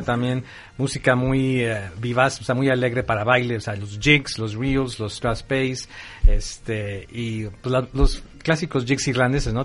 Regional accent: Dallas, Texas, United States; now in Mexico; crecí en Estados Unidos, eh, en, donde se usa mucho, obviamente, hay mucha, mucha mucha comunidad irlandesa especialmente en Dallas, Texas

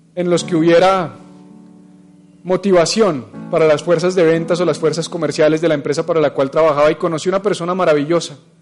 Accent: Bogotá, Colombia; Todos tenemos como buenos bogotanos

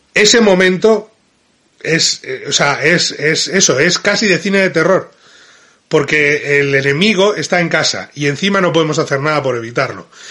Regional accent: Madrid, Community of Madrid, Spain; no es lo mismo como hablo yo, que soy de Madrid

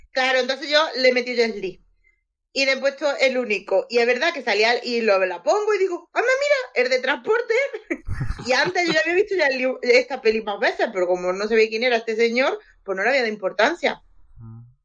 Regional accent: Andalusia, Spain; Yo soy andaluza

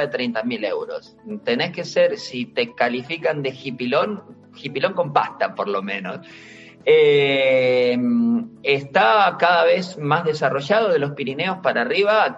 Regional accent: Bahía Blanca, Buenos Aires Province, Argentina; also born or lived in Andalusia, Spain; now in Spain; mi ciudad natal, en Bahía Blanca, en Argentina, en toda la provincia de Buenos Aires

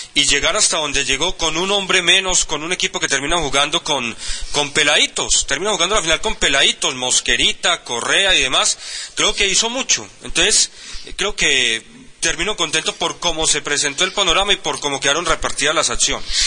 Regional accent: Antioquia, Colombia; como antioqueño

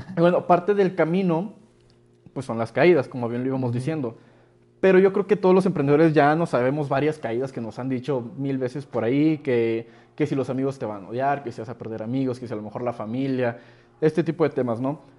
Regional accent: Mexico; te ven la cara del nopalote de, mexicano

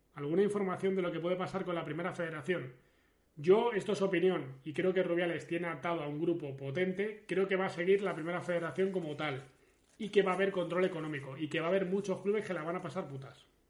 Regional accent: León, Castile and León, Spain; now in Rivas-Vaciamadrid, Spain; yo soy de León y soy del a León

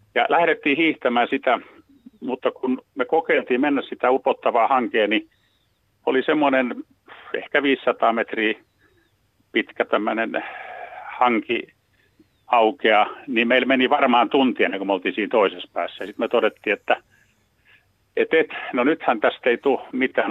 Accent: Helsinki, Uusimaa, Finland; mä oon tämmönen stadilainen kundi kurvissa lapsuuteen elänyt

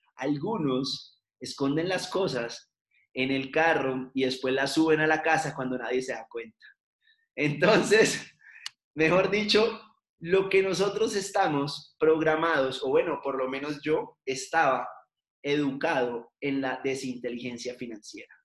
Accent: Cali, Valle del Cauca, Colombia; moved away as an adult; now in Bogotá, Colombia; soy de Cali, vivo en Bogotá ya hace nueve años

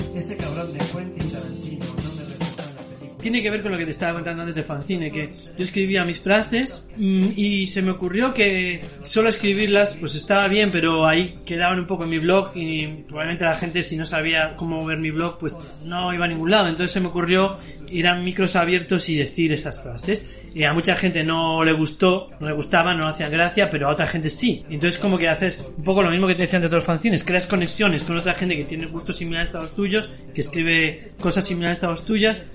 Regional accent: Lugo, Galicia, Spain; moved away as an adult; also born or lived in London; now in Madrid, Spain; yo soy de Lugo y me pasé toda mi infancia y adolescencia en Lugo

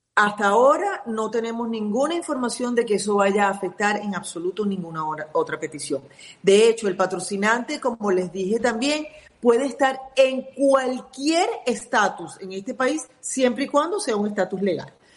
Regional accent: Venezuela; now in United States; soy mera venezolana

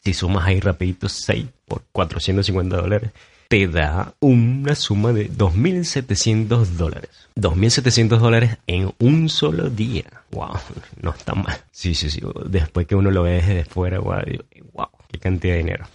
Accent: Maturín, Monagas, Venezuela; moved away; desde mi ciudad natal, Maturín

